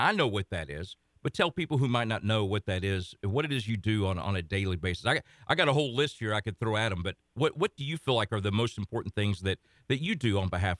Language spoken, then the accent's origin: English; Lexington, Kentucky, United States; now in Nashville, United States; you and I share that in being Kentuckians. I was born in Lexington